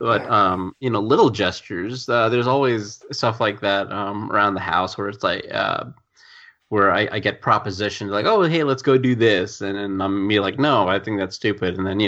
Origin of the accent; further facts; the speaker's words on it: United States; my parents are trying to raise me as an Indian kid in India, whereas I'm an Indian born American citizen in America